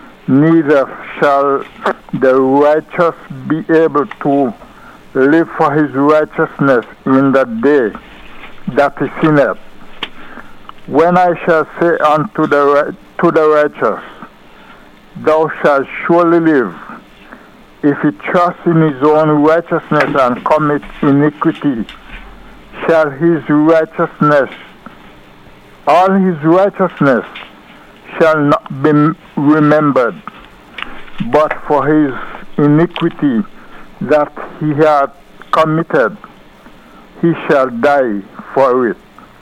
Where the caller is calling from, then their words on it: New York, United States; Yes, I'm calling from New York.